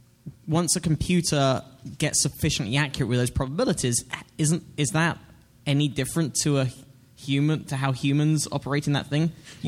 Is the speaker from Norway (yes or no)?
no; England, United Kingdom; now in United States; I'm English and living in America